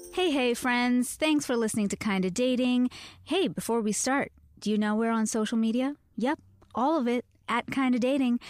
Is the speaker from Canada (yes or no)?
yes; Canada; I am Canadian.